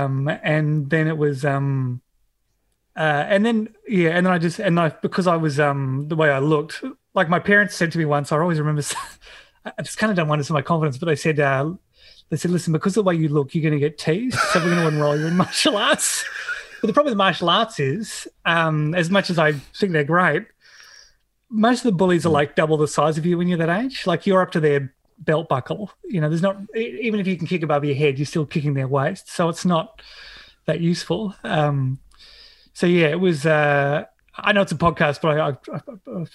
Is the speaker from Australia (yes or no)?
yes; Hobart, Tasmania, Australia; I grew up in Tassie in Hobart in suburb called Glenorchy